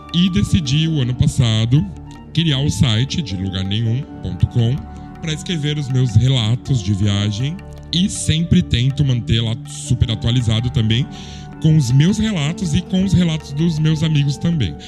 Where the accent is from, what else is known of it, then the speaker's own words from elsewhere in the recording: São Paulo, Brazil; moved away as an adult; also born or lived in Lisbon; now in Barcelona, Spain; eu tenho 43 anos, também sou de São Paulo, como o Léo